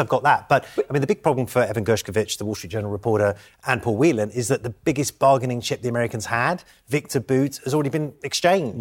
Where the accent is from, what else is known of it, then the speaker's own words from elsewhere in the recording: United Kingdom; I'm British.